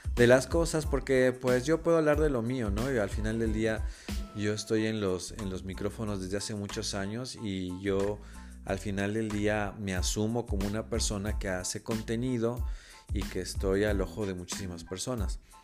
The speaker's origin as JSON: {"language": "Spanish", "region": "Mexico City", "country": "Mexico", "tie": "born or raised there", "said": "yo nací y crecí en la Ciudad de México"}